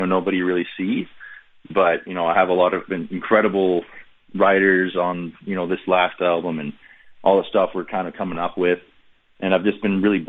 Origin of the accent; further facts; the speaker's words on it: Millbrook, Ontario, Canada; I was this kid from Millbrook